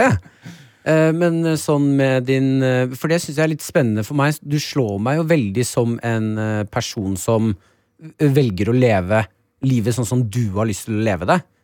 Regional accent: Nesodden, Akershus, Norway; Jeg er jo fra Nesodden. Følelsen av at jeg eh, er så Nesodden-gutt

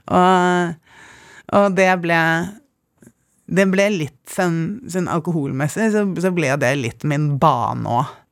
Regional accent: Oslo, Norway; also born or lived in Bergen; Ja, jeg vokste opp på Nationaltheatret i korridorene. Jeg var førstefødt, eh, så Praktikantene vi hadde i Gabels gate, var mest til broren min og etter hvert søsteren min, som er ti år yngre.

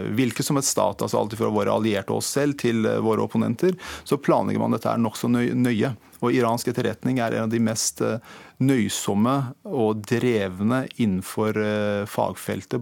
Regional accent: Iran; now in Norway; Jeg har ikke vært i Iran på 30 år siden jeg kom til Norge

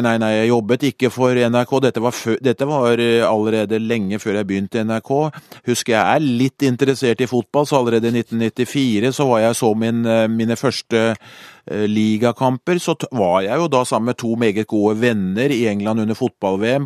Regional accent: Skedsmo, Akershus, Norway; så satt jeg hjemme i Skedsmo

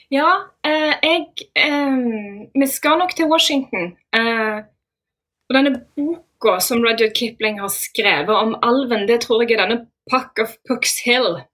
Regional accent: Sola, Rogaland, Norway; now in Oslo, Norway; Jeg kommer egentlig fra Sola i Rogaland. Jeg har bodd i Oslo i ja, et godt tiår nå.

